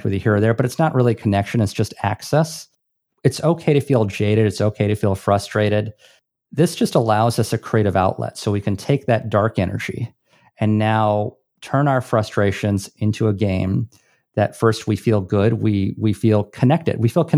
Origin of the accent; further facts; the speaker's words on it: Hawaii, United States; This is what gives me, and I'm from Hawaii, mana.